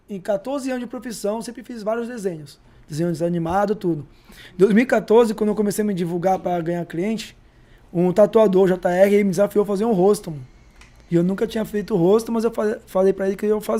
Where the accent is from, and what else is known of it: São Vicente, São Paulo, Brazil; born or raised there; also born or lived in Bahia / Jaraguá, São Paulo; now in Praia Grande, Brazil